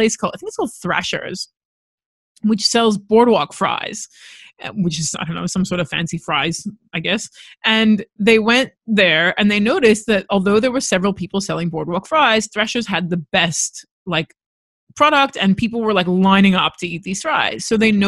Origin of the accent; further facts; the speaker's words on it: Los Angeles, California, United States; now in Australia; I was born and raised in Los Angeles.